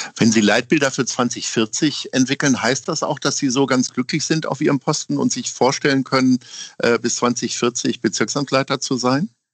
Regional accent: Hamburg, Germany; ich komme aus Altona. Da habe ich jetzt wirklich sehr viele äh, glückliche Jahre verlebt

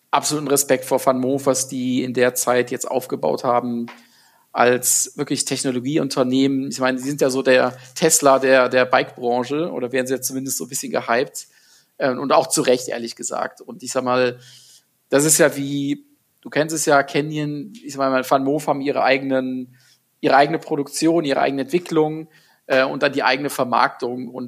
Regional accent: Gummersbach, North Rhine-Westphalia, Germany; born there; ich komme gebürtig aus Gummersbach, aus dem äh, Oberbergischen Kreis, ähm, was eine halbe Stunde von Köln ist

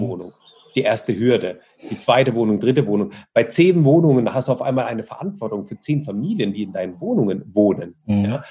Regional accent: Russia; now in Germany; ich bin ja ähm, gebürtig aus Russland

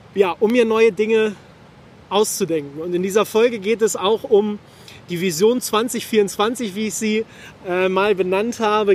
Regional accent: Hameln, Lower Saxony, Germany; in meiner Heimat in Hameln

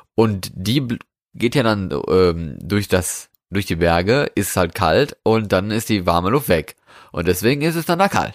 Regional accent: Germany; hier bei uns in Deutschland

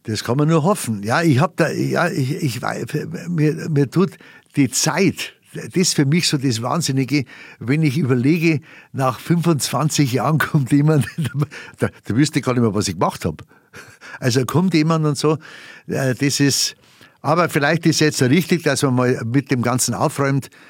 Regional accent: Bavaria, Germany; accent: Bavarian; first language Bavarian; meine Weltsprache ist meine Muttersprache. Und das ist die Bayerische

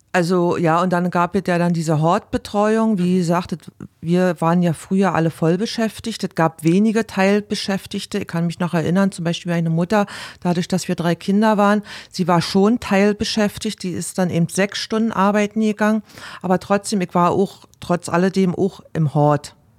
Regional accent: Berlin, Germany; moved away; bei uns in Berlin

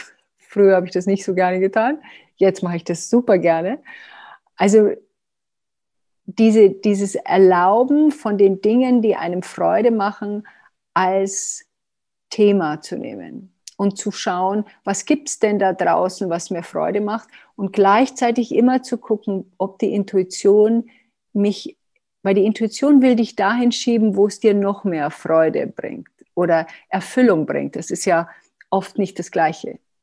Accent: Germany; wir sind auch Deutsche

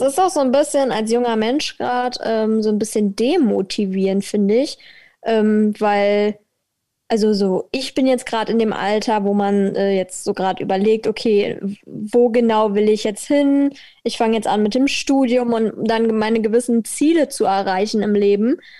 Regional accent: Berlin, Germany; als äh, Berlinerin

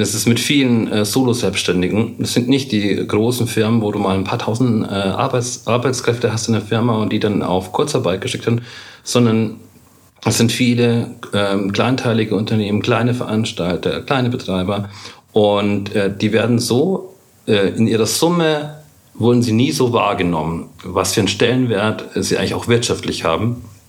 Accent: Munich, Bavaria, Germany; Bei uns in München gibt es die Kammerspiele

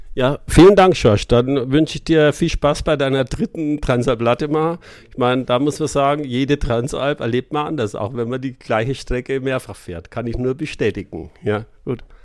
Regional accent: Munich, Bavaria, Germany; Bin aus München

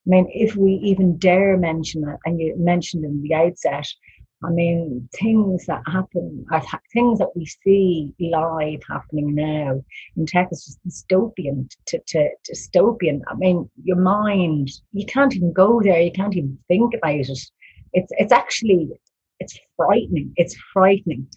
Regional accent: Ireland; as an Irish woman

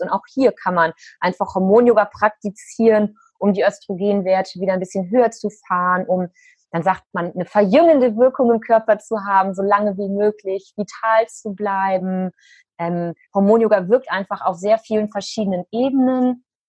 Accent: Cologne, North Rhine-Westphalia, Germany; hier in Köln in meiner Heimat

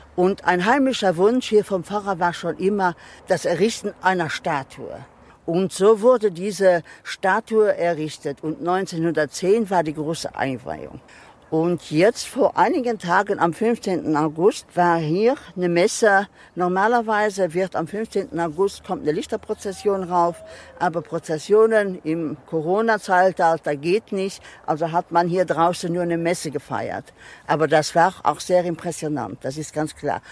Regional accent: Luxembourg; first language Luxembourgish; German is a second language; wir sind sind dreisprachig

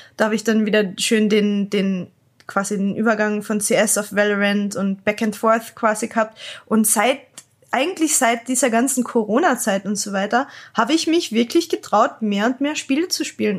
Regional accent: Klagenfurt, Carinthia, Austria; ich bin halt ähm, aus Österreich, Klagenfurt und bei uns hat's ganz ehrlich nicht so viele Leute geben in der Umgebung

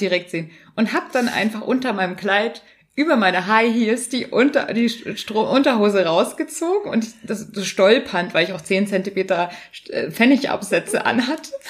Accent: Bavaria, Germany; ich bin Bayerin

